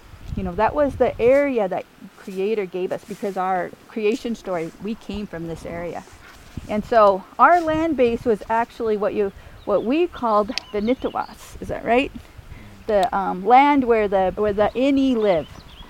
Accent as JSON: {"language": "English", "area": "Amskapi Pikuni homelands", "region": "Northwest Montana", "country": "United States", "tie": "born or raised there", "said": "So I grew up here on the Upskapi Bagani homelands"}